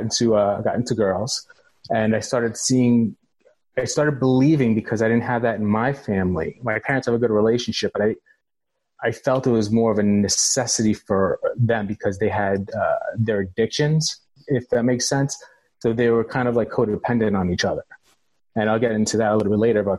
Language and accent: English; New York City, New York, United States; I was born in the Bronx.